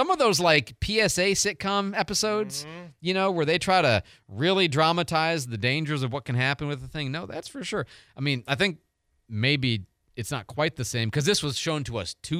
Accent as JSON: {"language": "English", "region": "Florida", "country": "United States", "tie": "born or raised there", "said": "Marlon Perkins, Alligators and Realistic Fear because they were everywhere growing up in South Florida."}